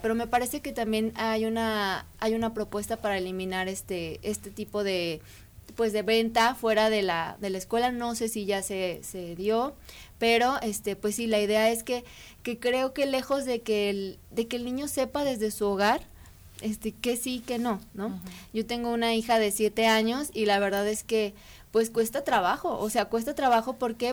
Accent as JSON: {"language": "Spanish", "country": "Mexico", "said": "nosotros originalmente como mexicanos"}